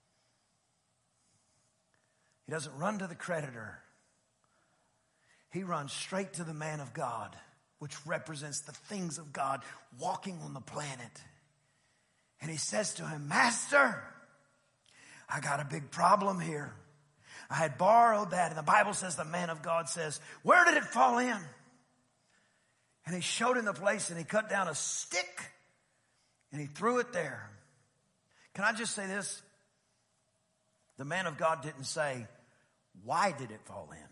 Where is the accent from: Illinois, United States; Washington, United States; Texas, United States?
Texas, United States; East; I grew up in East Texas.